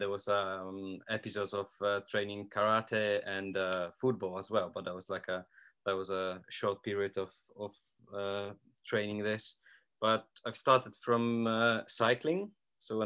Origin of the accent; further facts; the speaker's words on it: Poland; English is a second language; moved away as an adult; also born or lived in Yeovil; now in Portsmouth, United Kingdom; I come from Poland. I live in the UK for 13 years now.